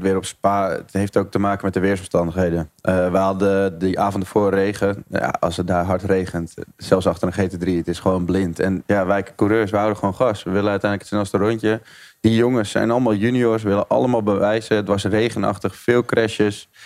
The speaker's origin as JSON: {"language": "Dutch", "country": "Netherlands", "said": "als een Nederlander in de autosport"}